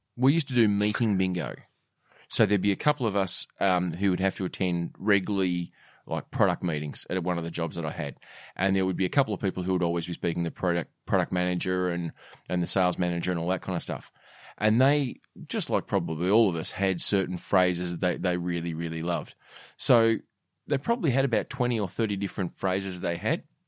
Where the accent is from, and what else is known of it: Australia